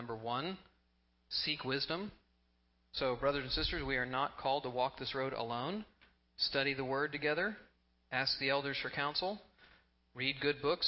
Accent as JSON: {"language": "English", "region": "Texas", "country": "United States", "tie": "born or raised there", "said": "I grew up in Texas"}